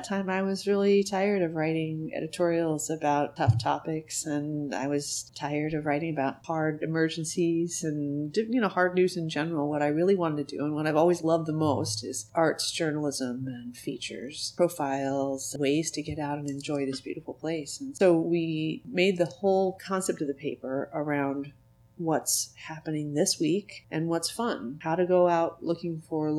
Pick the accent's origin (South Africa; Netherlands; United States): United States; Payson, Arizona; moved away as an adult; also born or lived in Tucson, Arizona; now in Lincoln City, United States; I'm originally from Arizona. I was born in Tucson and raised in a small town called Payson. My husband and I moved here in 1996.